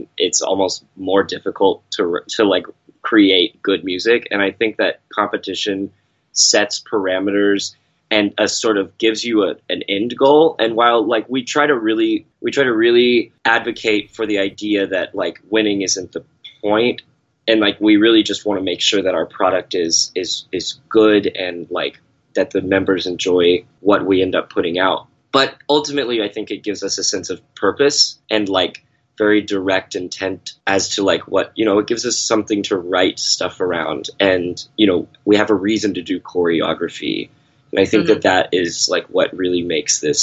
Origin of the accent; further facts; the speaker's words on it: Texas, United States; moved away; I come from Texas